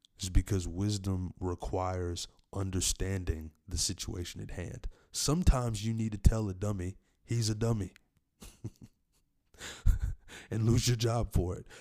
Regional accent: Tennessee, United States; in my home state, Tennessee, in Middle Tennessee, Nashville

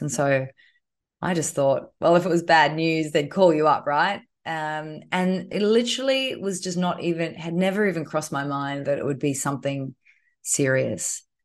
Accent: Queensland, Australia; now in Sydney, Australia; I'm a Queenslander

